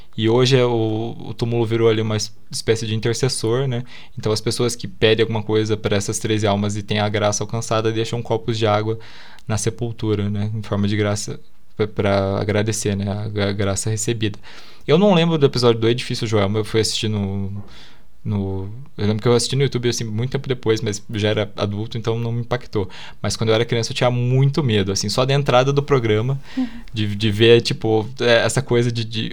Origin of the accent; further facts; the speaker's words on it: Curitiba, Paraná, Brazil; Eu sou de Curitiba